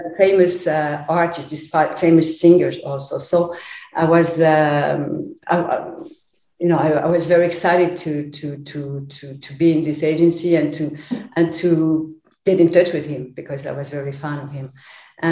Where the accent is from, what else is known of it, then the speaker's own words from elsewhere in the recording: Paris, Île-de-France, France; also born or lived in Poland; with my parents, we moved to Paris when I was 6 years old